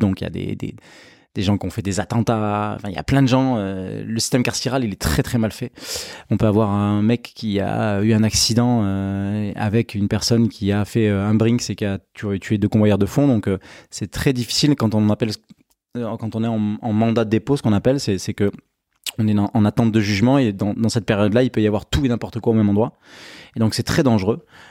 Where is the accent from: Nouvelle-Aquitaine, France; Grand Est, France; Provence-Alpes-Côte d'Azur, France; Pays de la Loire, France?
Nouvelle-Aquitaine, France; Pessac; j'habite, euh, à la campagne, j'habite, euh, Saint-Vert-Bordeaux, je suis né à, à Pessac